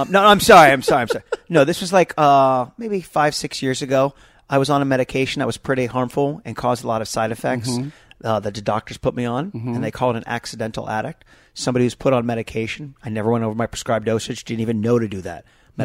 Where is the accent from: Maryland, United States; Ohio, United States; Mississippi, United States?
Maryland, United States; Potomac; Potomac, Maryland, right side outside of D.C.